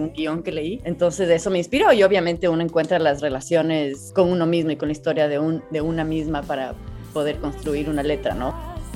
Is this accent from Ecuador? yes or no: yes; Ecuador; also born or lived in Chile; en el Ecuador no estamos acostumbrados a, ver un desierto